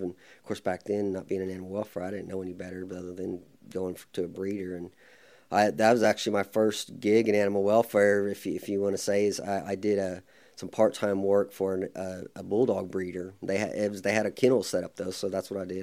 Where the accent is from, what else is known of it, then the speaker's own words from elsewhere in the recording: Midwest City, Oklahoma, United States; I was born in Oklahoma City, then we moved to Midwest City when I was probably two or three years old and been, uh, stayed there for the most time.